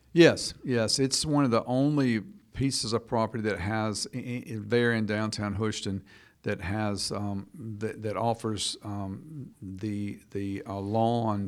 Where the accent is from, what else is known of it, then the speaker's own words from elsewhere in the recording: Buena Vista, Georgia, United States; moved away as an adult; also born or lived in Gwinnett County, Georgia; now in Jackson County, Georgia, United States; I'm from just north of Americus, Georgia. Buena Vista is a little town I'm from